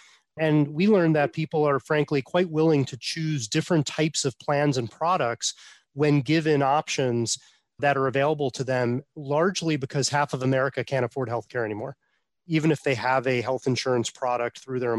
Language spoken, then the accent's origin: English; Buffalo, New York, United States; I'm from Buffalo